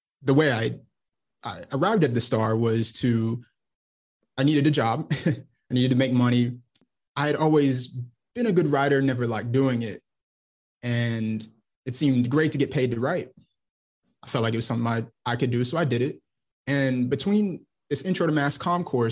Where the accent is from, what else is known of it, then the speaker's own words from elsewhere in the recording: Garland, Texas, United States; now in Memphis, United States; I'm originally from Garland, Texas, which is a city right outside of Dallas